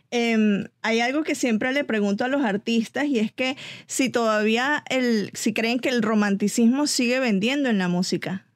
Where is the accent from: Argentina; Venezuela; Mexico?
Venezuela; now in Atlanta, United States; yo soy venezolana